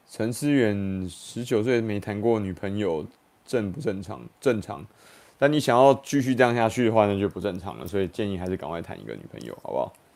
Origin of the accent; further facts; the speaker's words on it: Taiwan; 我们台湾人